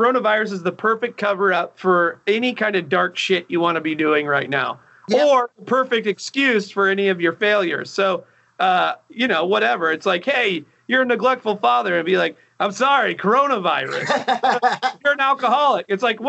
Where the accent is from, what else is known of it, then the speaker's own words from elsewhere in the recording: Avon, Indiana, United States; I grew up in Indianapolis, or Avon, I guess, right outside in Indianapolis. So I was here with the Bob and Tom Boom growing up.